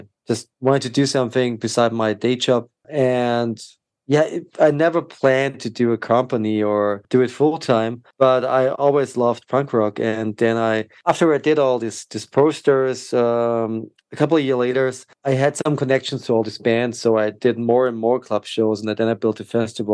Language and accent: English; Austria; my hometown in Austria